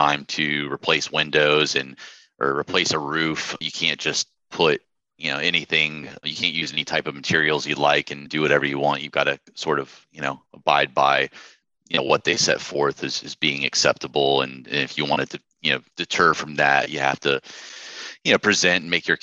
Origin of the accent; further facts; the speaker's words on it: Jacksonville, Florida, United States; moved away as an adult; also born or lived in Chicago; born and raised in Jacksonville.